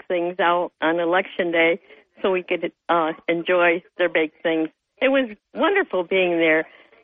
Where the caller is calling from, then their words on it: Dickinson, New York, United States; I'm … number 2 from the town of Dickinson.